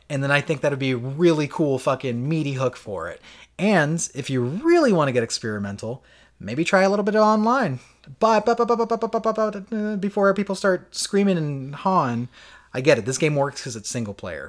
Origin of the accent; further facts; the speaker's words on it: Florida, United States; we grew up with in Florida.